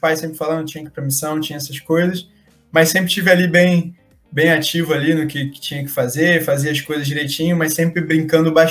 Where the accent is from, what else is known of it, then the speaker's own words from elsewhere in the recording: Rio de Janeiro, Brazil; a gente é do Rio de Janeiro, né